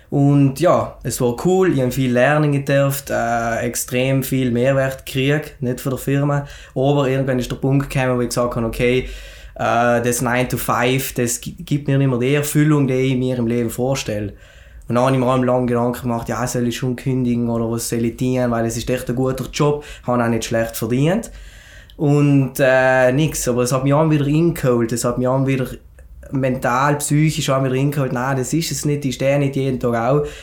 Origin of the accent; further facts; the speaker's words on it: Schnals, Trentino-Alto Adige, Italy; now in Schenna, Italy; ich komme ursprünglich aus Schnalz, aber wohne mittlerweile in Schennen. Ich bin 28 Jahre alt